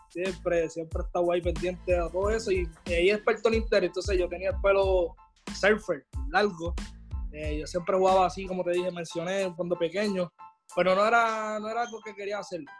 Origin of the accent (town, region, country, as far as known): Dorado, Puerto Rico; born or raised there; also born or lived in Bayamón, Puerto Rico / Ponce, Puerto Rico